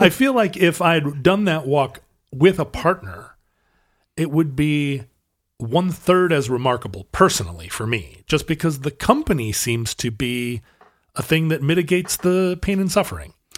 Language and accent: English; United States; I'm an American